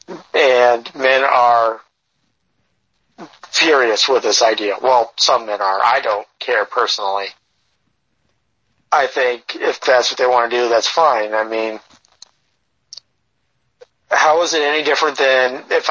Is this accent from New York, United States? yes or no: yes; New York, United States; I'm white, but because I'm from New York